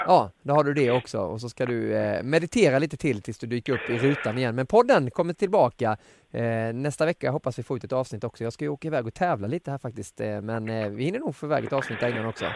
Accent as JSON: {"language": "Swedish", "town": "Alvesta", "region": "Kronoberg County", "country": "Sweden", "tie": "born or raised there", "accent": "Småland", "said": "när jag växte upp eh, i Alvesta"}